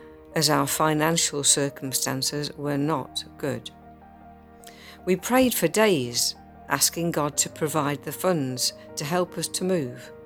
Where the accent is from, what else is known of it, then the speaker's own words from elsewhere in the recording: London, United Kingdom; moved away as an adult; now in Warwick, United Kingdom; My husband and I were born and brought up in London